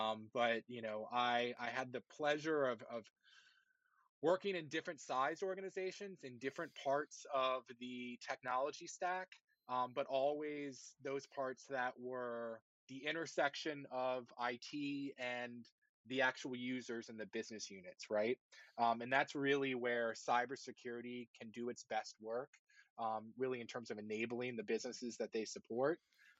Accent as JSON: {"language": "English", "town": "Washington", "region": "District of Columbia", "country": "United States", "tie": "born or raised there", "said": "I grew up in the Washington, D.C. area."}